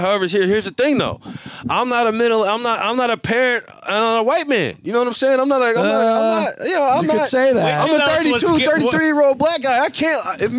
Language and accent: English; Louisiana, United States; I'm from Louisiana.